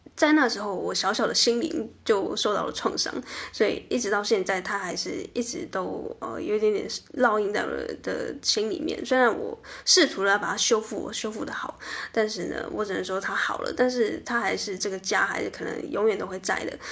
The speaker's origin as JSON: {"language": "Chinese", "region": "southern Taiwan", "country": "Taiwan", "also_born_or_lived": "Taipei", "moved": "as an adult", "said": "因为我在台北上班过一阵子，那因为我是南部人"}